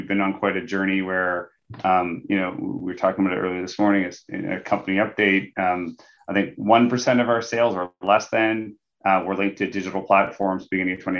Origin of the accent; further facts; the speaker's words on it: Nova Scotia, Canada; moved away as an adult; also born or lived in London, United Kingdom; now in Toronto, Canada; I grew up in a small town in Eastern Canada, Nova Scotia